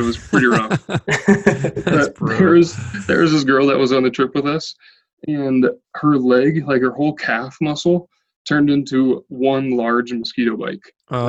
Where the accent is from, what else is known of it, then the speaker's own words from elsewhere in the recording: Rapid City, South Dakota, United States; Well, I'm from South Dakota. I'm from Rapid City, South Dakota.